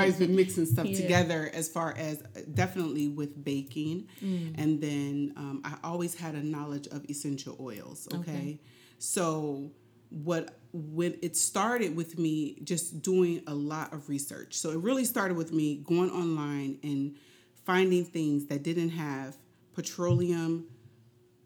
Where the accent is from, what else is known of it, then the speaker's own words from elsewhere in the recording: Indianapolis, Indiana, United States; now in Philadelphia, United States; I'm originally from Indianapolis, Indiana, and I am a hairstylist. And I originally moved here to Philadelphia